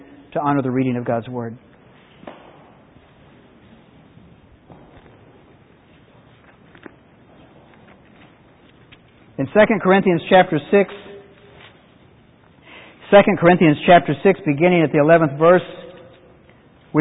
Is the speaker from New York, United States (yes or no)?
no; North Carolina, United States; I grew up in the Methodist Church in the 60s, which was a remarkable thing in North Carolina